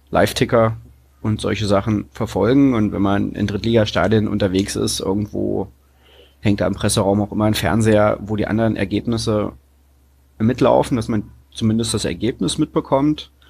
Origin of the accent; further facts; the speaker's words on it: Landsberg, Saxony-Anhalt, Germany; also born or lived in Bernburg / Leipzig; Ich bin in Bernburg in Anhalt geboren, bin dann in der Nähe von Halle in der wunderschönen Stadt Landsberg groß geworden und habe dann seit 2007 in Leipzig gewohnt